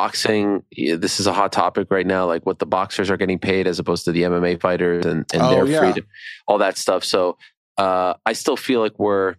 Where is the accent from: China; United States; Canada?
Canada; Montreal, Quebec; I grew up in Montreal, Quebec, Canada